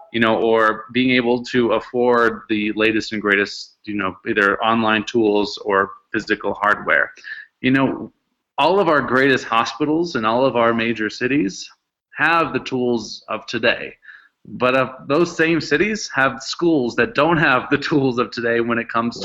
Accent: Seattle, Washington, United States; I grew up in Seattle

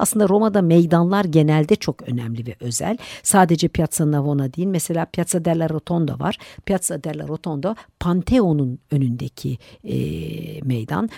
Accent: Turkey; bizim Türkiye'de

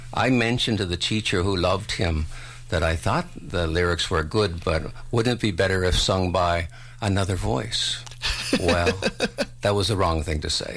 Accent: St. Catharines, Ontario, Canada; moved away; this town of Port Dalhousie is where I grew up in Ontario

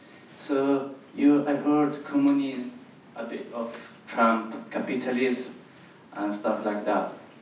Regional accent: Italy; English is a second language; moved away; I'm from Italy. I have, you know, I raised in a city that was quite racist

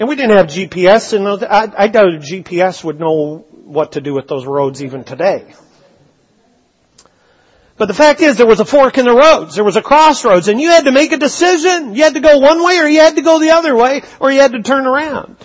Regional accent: British Columbia, Canada; growing up in British Columbia

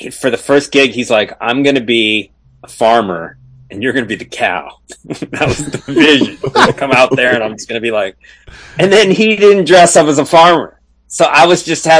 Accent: Arizona, United States; moved away as an adult; also born or lived in Scottsdale, Arizona; now in Los Angeles, United States; I came from Arizona. I grew up in Arizona

